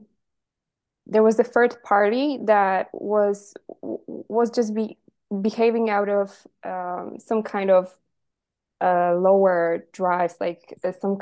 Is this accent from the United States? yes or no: no; Poland; I'm 24 and I'm from Poland, which is where right now I'm talking to you.